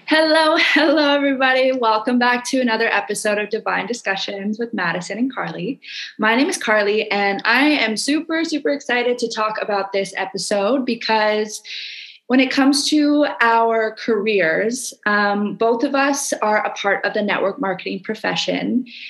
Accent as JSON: {"language": "English", "country": "Canada", "moved": "yes", "lives_now": "Indonesia"}